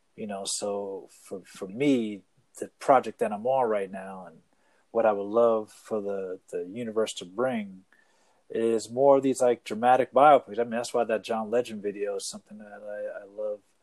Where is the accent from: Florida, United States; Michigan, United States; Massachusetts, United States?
Massachusetts, United States; Boston; I grew up in Boston